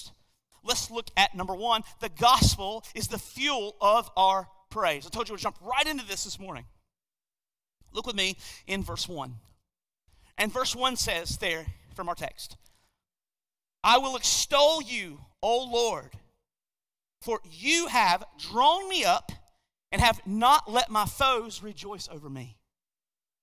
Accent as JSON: {"language": "English", "country": "United States", "said": "as Americans, and I would say specifically as American believers"}